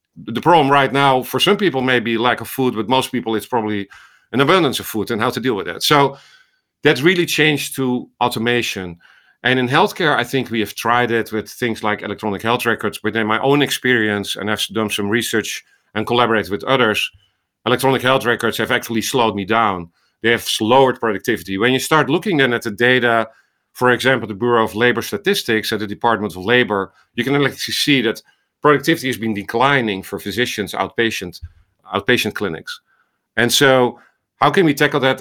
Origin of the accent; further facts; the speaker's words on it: Netherlands; accent: Dutch; moved away as an adult; also born or lived in Amsterdam, Netherlands; now in Iowa, United States; this was in the Netherlands, as you hear from my accent in Amsterdam, came to, uh, to Iowa in two thousand three